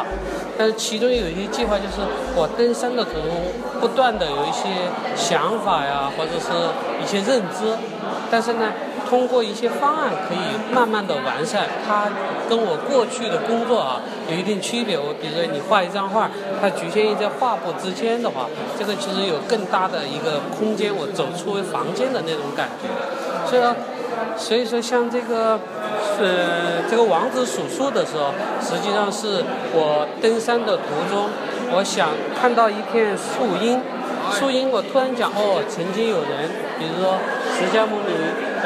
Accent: Sichuan, China; 比如我回到呃我老家，因为我

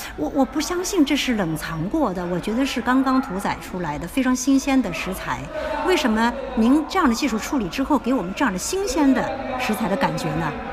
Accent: China; 或者对于我们中国人来说

